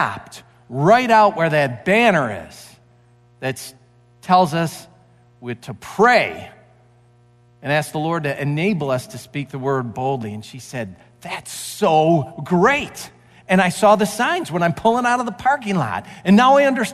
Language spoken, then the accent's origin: English; St. Clair Shores, Michigan, United States; as a kid, I grew up in St. Clair Shores, and I loved the lake